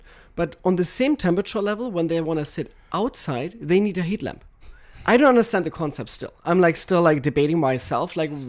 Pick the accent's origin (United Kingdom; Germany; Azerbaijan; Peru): Germany; I apologize as a German right here.